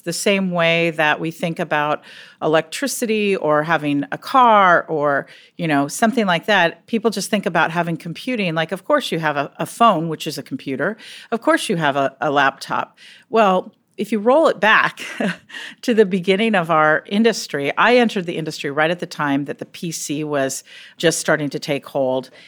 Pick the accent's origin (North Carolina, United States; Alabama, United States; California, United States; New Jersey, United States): California, United States; Silicon Valley; I grew up in Silicon Valley.